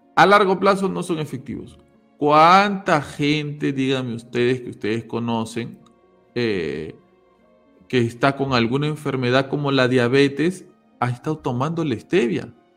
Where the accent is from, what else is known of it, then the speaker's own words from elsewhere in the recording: Peru; yo soy de Perú, los que somos peruanos acá sabemos